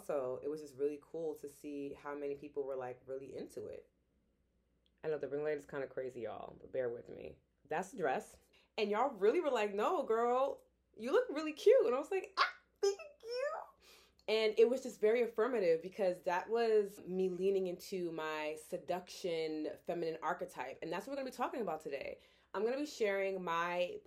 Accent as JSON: {"language": "English", "town": "New York City", "region": "New York", "country": "United States", "tie": "born or raised there", "moved": "yes", "said": "a born and raised New Yorker"}